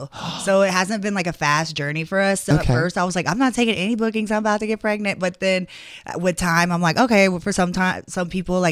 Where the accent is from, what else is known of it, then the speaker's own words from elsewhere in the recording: Atlanta, Georgia, United States; also born or lived in New Orleans / Los Angeles; now in Las Vegas, United States; I'm from Atlanta, Georgia.